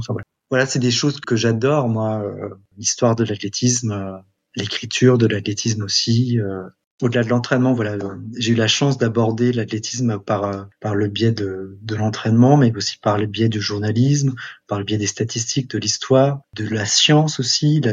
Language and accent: French; France; also born or lived in Montgeron / Shanghai / Metz; je suis français